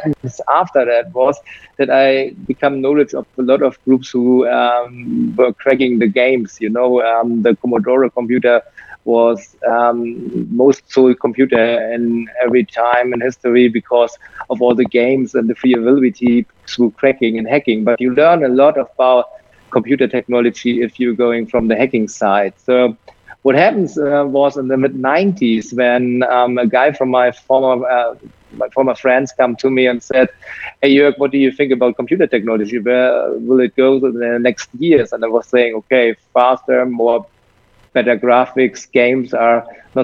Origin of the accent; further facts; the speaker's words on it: Germany; I'm from Europe